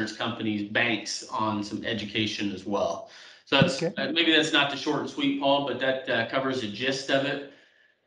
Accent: South Central Kansas, United States; moved away as an adult; also born or lived in Omaha, Nebraska / Iowa; now in Waterloo/Cedar Falls, United States; I grew up in South Central Kansas.

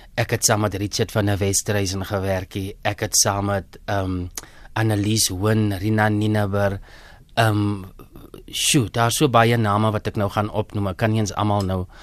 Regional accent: Groblershoop, Northern Cape, South Africa; moved away as an adult; also born or lived in Upington / Pretoria; ek is 'n Noord-Kaper, hoor. Ek is gebore in Appington. Ek het grootgeword in Grablershoop

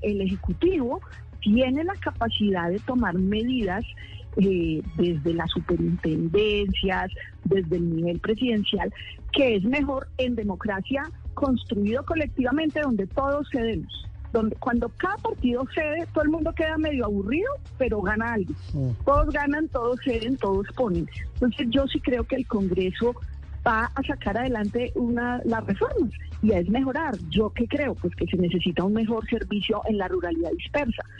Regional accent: Arbeláez, Cundinamarca, Colombia; moved away; Arbela es Cundinamarca, mi pueblo

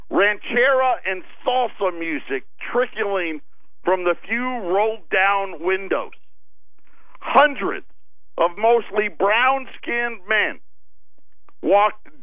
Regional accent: Syracuse, New York, United States; born or raised there

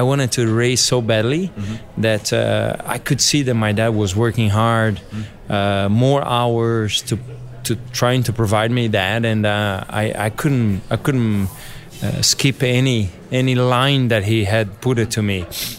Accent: São Paulo, Brazil; English is a second language; It was a big family … when we grew up was in Interlagos, right by the track.

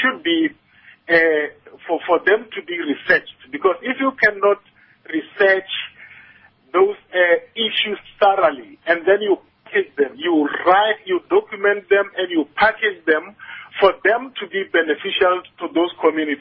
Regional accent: Mahabeng area, west of Polokwane, Limpopo, South Africa; I was born and bred in the Mahabeng area, which is a very rural, poor place, about 100 kilometers towards the western side of Polokwane.

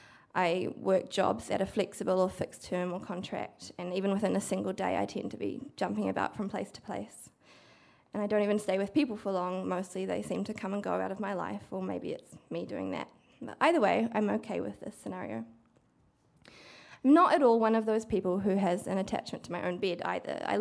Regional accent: Cambridge, Waikato, New Zealand; I grew up in the Waikato mostly, but not entirely in Cambridge

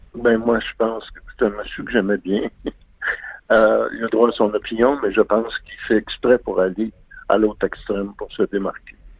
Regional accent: Quebec, Canada; born or raised there

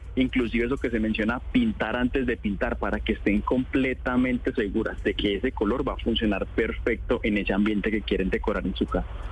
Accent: Colombia

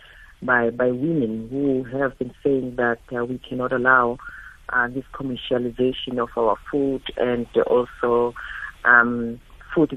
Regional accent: Soweto, Gauteng, South Africa; I grew up in Soweto.

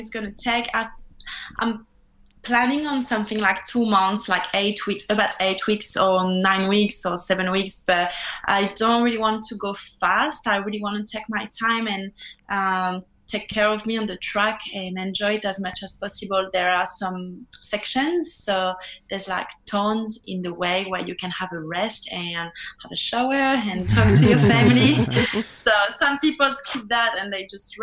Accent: France; English is a second language; moved away as an adult; also born or lived in New Zealand; now in Australia; I'm from France.

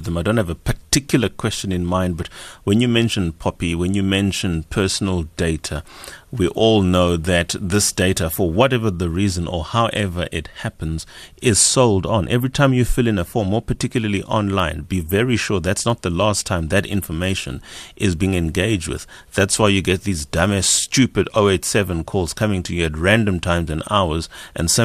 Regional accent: South Africa; as a South African

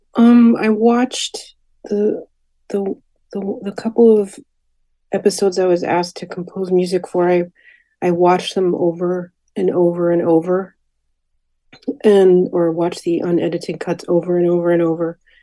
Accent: Hartford, Connecticut, United States; I was born and raised in Hartford

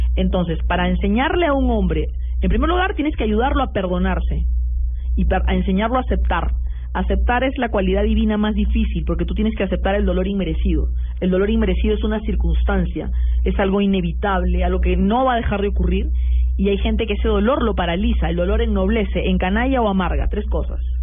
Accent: Peru

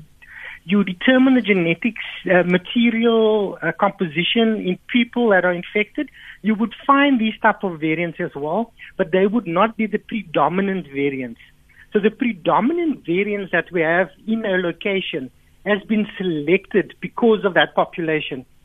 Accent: South Africa; as a South African people

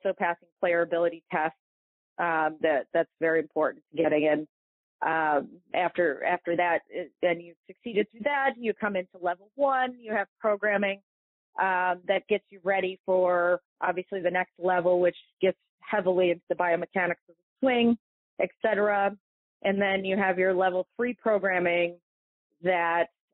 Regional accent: Toledo, Ohio, United States; I grew up in Toledo

